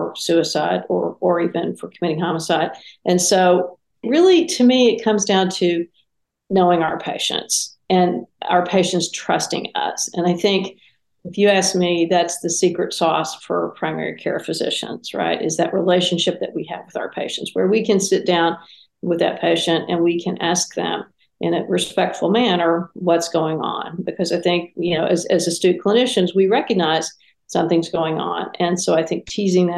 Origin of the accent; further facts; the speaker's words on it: Texas, United States; I'm a Texan. I live on a ranch in Texas